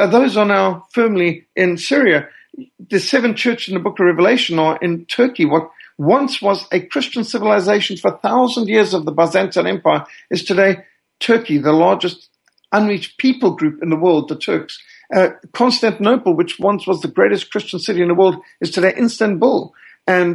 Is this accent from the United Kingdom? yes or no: no; Zimbabwe; accent: Rhodesian; also born or lived in Cape Town, South Africa; I was born in Cape Town, South Africa in 1960, and I was raised in Rhodesia. And some who've come from those areas would recognize that my accent is actually more Rhodesian than South African